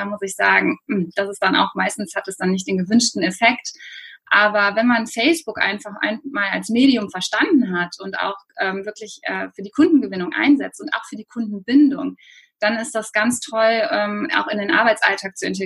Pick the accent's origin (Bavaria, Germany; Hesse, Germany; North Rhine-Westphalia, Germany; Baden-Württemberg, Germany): North Rhine-Westphalia, Germany; Cologne; Ähm, ja, wie du schon sagst … ich bin aus Köln.